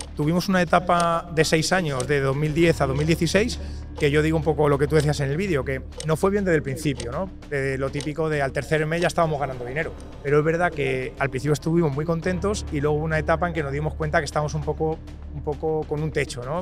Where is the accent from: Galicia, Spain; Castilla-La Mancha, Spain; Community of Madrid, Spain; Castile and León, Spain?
Castilla-La Mancha, Spain; Toledo; now in Valencia, Spain; yo soy de Toledo, vivo en Valencia porque mi mujer es de Valencia y nos mudamos ahí y nada, soy de Toledo